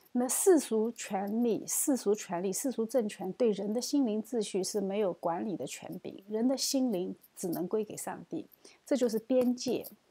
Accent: China; 我们中国人

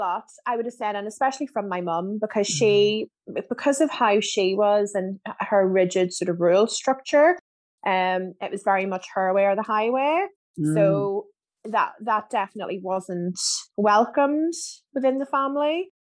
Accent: Germany; born there; so my dad was in the army, so I was born in Germany.

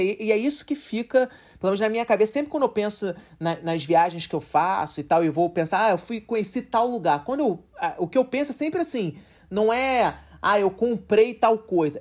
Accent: Rio de Janeiro, Brazil; a gente é do Rio

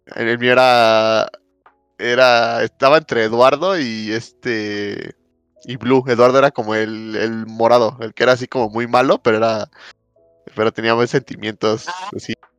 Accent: Mexico; yo cuando era chico, eh, aquí en México

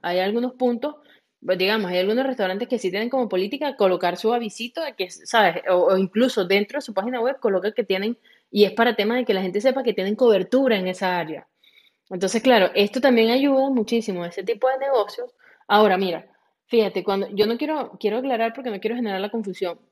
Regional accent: Venezuela; yo soy de Venezuela, igual que Andri

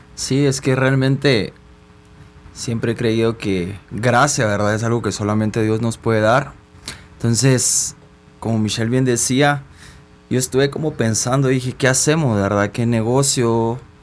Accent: Guatemala; soy una persona guatemalteca

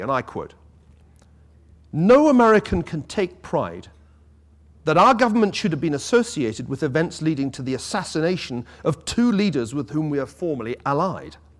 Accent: Scotland, United Kingdom; as a Scotsman

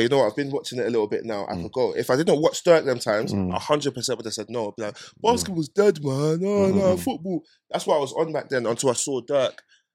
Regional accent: London, United Kingdom; I'm from North

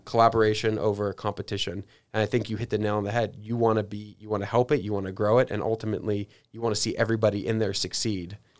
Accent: San Diego, California, United States; moved away; also born or lived in New York; I grew up in San Diego and, and then lived in New York

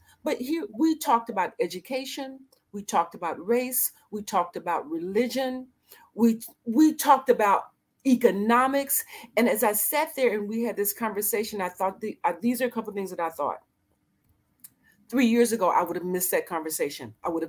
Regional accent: Annapolis, Maryland, United States; I said, well, you know, I'm here visiting from Maryland. He said, where? I said, Annapolis.

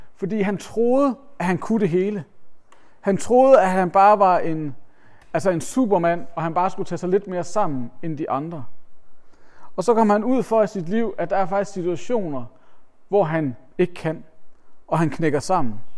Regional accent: Denmark; vi som danskere

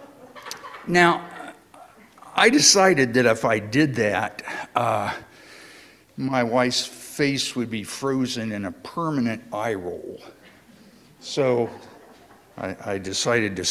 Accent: Indiana, United States; moved away; a truly lifelong friend of mine who I grew up with down in Indiana

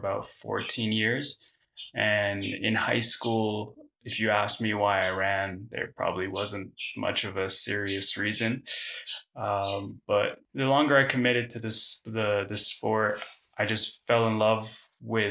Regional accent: Toronto, Ontario, Canada; My hometown is Toronto, Ontario, in Canada.

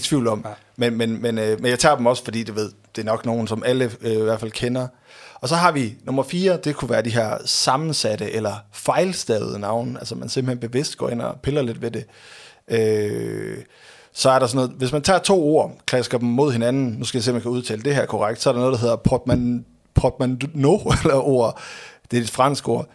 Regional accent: Aalborg, North Denmark Region, Denmark; jeg kommer fra Aalborg.

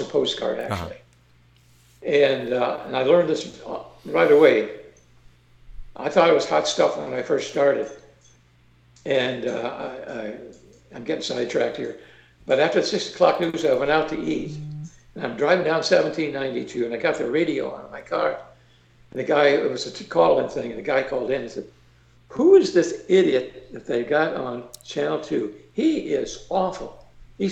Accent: Ohio, United States; moved away; also born or lived in Orlando / Daytona Beach; I'm from originally from Ohio

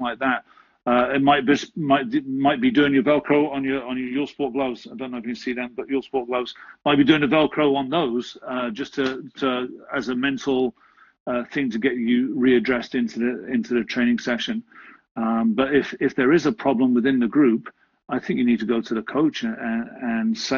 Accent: England, United Kingdom; Growing up in England

